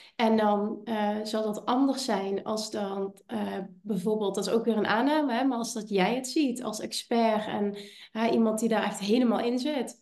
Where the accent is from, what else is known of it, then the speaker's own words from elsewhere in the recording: Limburg, Netherlands; Ik kom uit Limburg, ik heb een accent